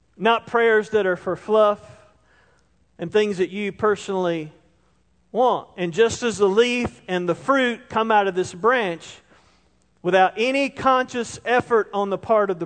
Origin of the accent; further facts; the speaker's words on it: Roebuck, South Carolina, United States; I grew up in Roebuck